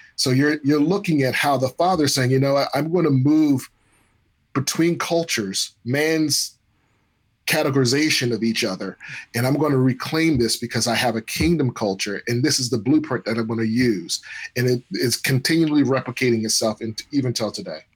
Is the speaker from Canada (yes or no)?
no; United States; we're American